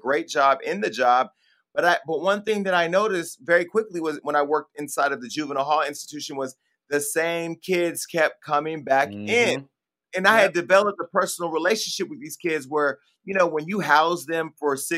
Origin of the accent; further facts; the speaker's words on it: Stockton, California, United States; Donte and I are both from a city called Stockton, California